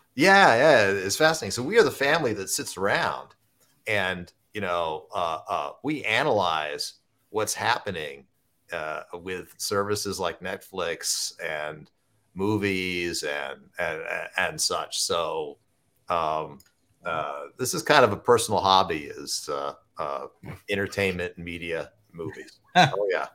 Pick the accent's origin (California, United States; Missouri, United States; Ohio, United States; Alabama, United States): Ohio, United States; Southern; I grew up in Southern Ohio